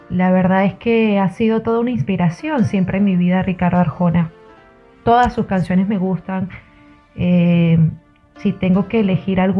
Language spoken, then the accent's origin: Spanish; Venezuela; now in Argentina; soy venezolana, actualmente viviendo en Argentina, periodista, locutora.